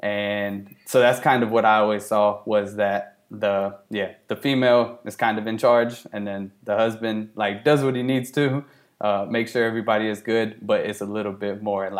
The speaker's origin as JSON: {"language": "English", "town": "Columbia", "region": "Tennessee", "country": "United States", "tie": "born or raised there", "also_born_or_lived": "England", "said": "We moved from England to Columbia, Tennessee, whenever I was 2 or 3 years old."}